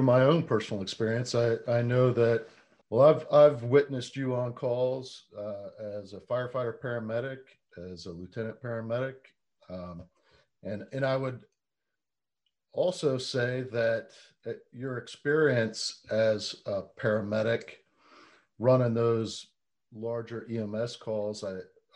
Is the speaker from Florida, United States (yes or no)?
yes; Central Florida, United States; I grew up in Central Florida as well.